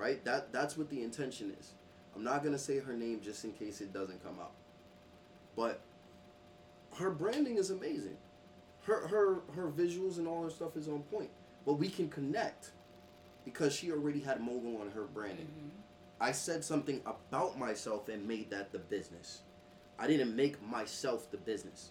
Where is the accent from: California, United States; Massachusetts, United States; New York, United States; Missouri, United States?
New York, United States; New York City; growing up in Brooklyn